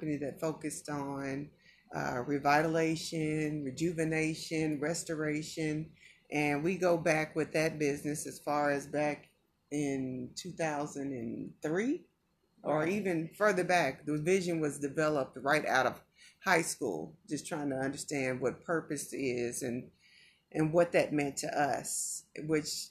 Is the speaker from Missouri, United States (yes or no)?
yes; Kansas City, Missouri, United States; now in Las Vegas, United States; I'm from Kansas City too